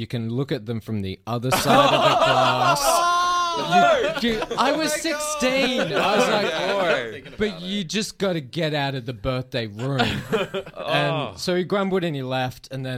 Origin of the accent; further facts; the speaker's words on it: Philippines; also born or lived in Australia; No, I grew up in the Philippines and so I was playing with rabid dogs like pretty much every day.